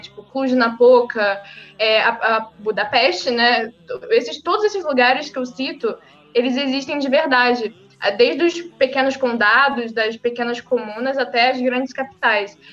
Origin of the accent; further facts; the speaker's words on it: São Gonçalo, Rio de Janeiro, Brazil; eu sou do Rio de Janeiro, eu moro em São Gonçalo, nasci e cresci aqui.